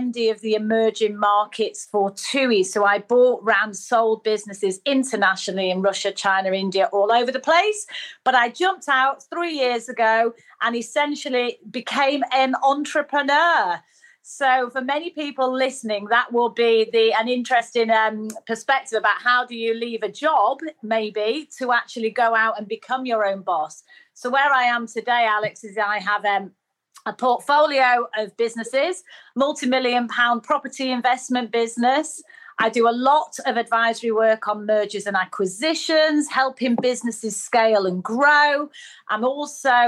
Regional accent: Manchester, North West England, United Kingdom; accent: northerner; you can probably tell from my dulcet tones, I am a northerner. So I was brought up in Manchester

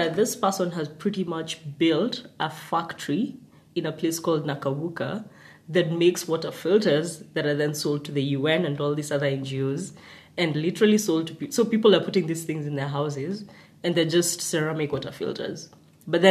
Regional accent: Nakuru, Nakuru County, Kenya; I grew up in Nakuru.

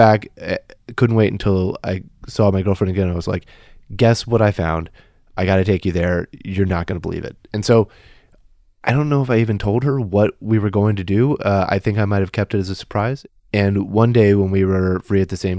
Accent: Kansas, United States; moved away as an adult; I grew up in Kansas

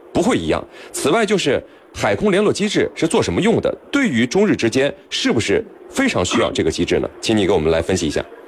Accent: China; 我们中国方面

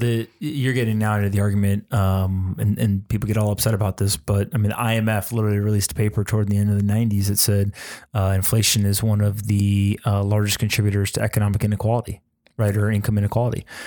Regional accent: United States; as an American

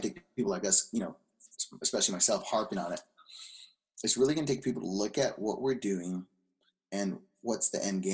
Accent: Carson, California, United States; I grew up Los Angeles Unified School District, Carson, born and raised in small town, Carson, refinery town

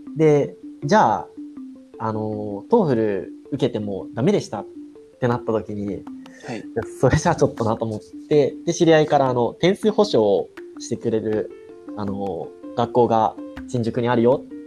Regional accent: Yokosuka, Kanagawa, Japan; 僕の実家がある市があの神奈川県の横須賀市っていうところなんですけど

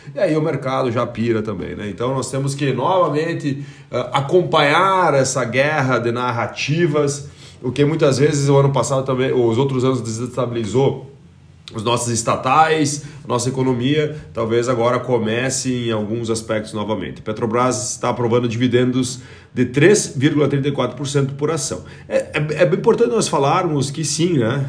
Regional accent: Brazil; nós como brasileiros

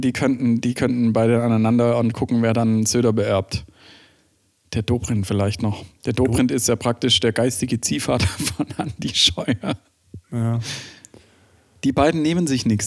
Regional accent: Germany; bei uns in Deutschland

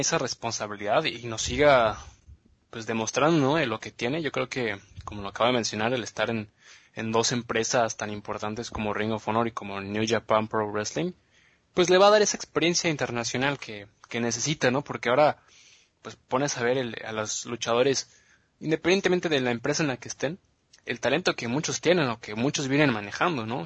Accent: Mexico; also born or lived in United States; now in Germany; nosotros como mexicanos pues no somos bastante altos

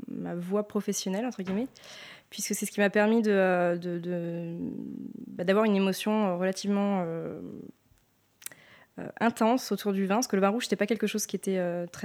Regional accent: Sancerre, Centre-Val de Loire, France; moi je suis née à Sancerre, donc j'ai grandi à Sancerre.

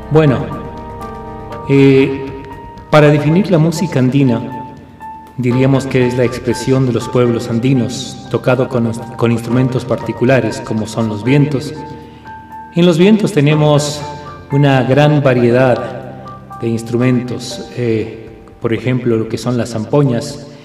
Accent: Ecuador; nos hace vivir lo que somos los ecuatorianos.

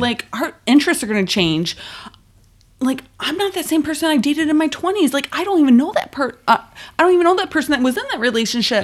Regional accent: Buffalo, New York, United States; I'm from Buffalo.

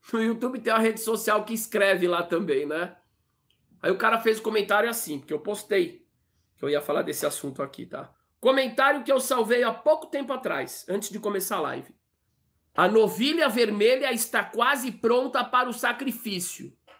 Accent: Brazil; Eu nasci no Brasil, aqui

